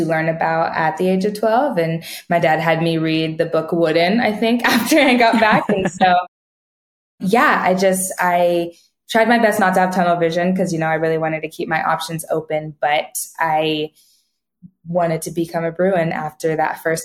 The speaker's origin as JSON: {"language": "English", "region": "California", "country": "United States", "tie": "born or raised there", "said": "I was born and raised in California."}